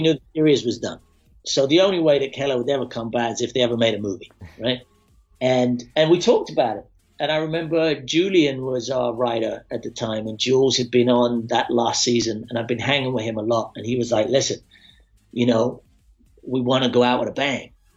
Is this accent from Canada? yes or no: no; Scotland, United Kingdom; moved away; also born or lived in London; I'm a kid from Scotland